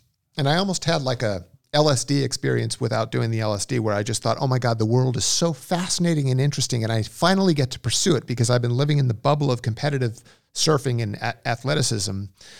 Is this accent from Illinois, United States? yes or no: no; Westlake Village, California, United States; I grew up in Westlake Village, which is the far west end of the San Fernando Valley.